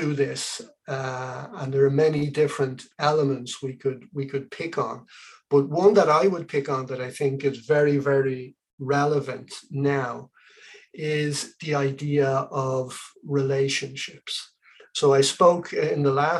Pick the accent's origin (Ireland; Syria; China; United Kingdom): Ireland; Dublin, Leinster; also born or lived in Aden, Yemen / Asturias, Spain; they brought me back here to Dublin, where I grew up as a child.